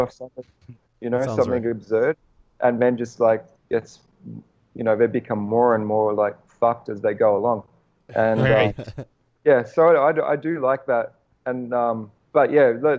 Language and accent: English; Melbourne, Victoria, Australia; moved away as an adult; now in Los Angeles, United States; We walk everywhere because we're from Melbourne, which is a walking city